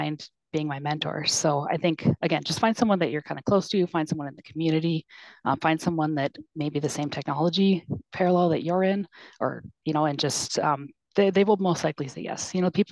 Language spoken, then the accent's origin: English; Minnesota, United States; also born or lived in South Dakota; now in Sioux Falls, United States; I'm actually from Minnesota.